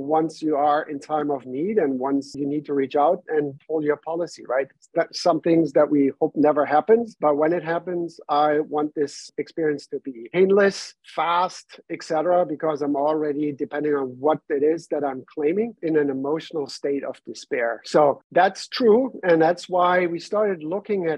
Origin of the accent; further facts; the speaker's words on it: Germany; English is a second language; moved away as an adult; now in New York, United States; I was born and raised in Germany, came over to the US in 2017, moved to New York at that time